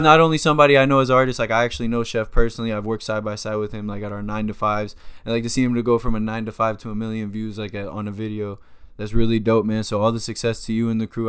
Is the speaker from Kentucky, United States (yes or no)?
no; Miramar, Florida, United States; I'm in Miramar